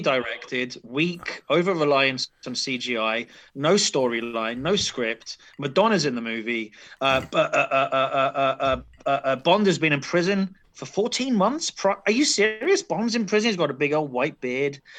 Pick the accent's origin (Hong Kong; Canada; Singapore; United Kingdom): United Kingdom; London; As a Londoner